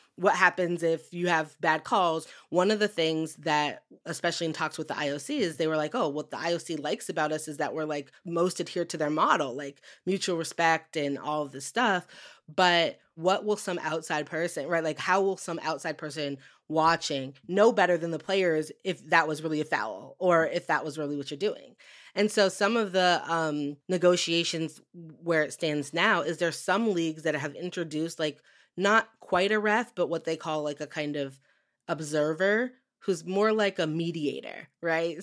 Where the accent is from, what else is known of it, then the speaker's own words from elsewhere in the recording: Western Massachusetts, United States; growing up in Western Massachusetts